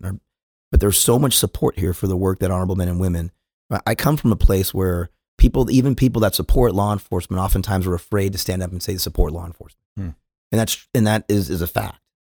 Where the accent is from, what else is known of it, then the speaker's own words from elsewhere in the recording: California, United States; moved away as an adult; now in Dallas, United States; I go out from California